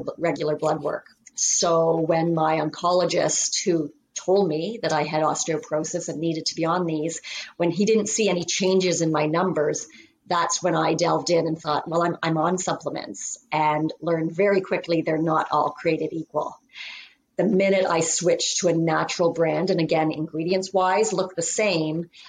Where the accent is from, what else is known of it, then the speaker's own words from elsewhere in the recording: Canada; I am from Canada.